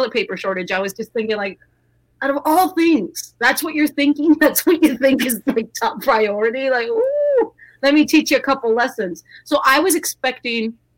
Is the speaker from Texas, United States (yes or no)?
yes; South Texas, United States; I grew up in South Texas